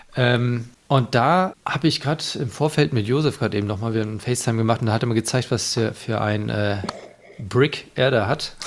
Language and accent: German; Northern Germany, Germany; Ich als Norddeutscher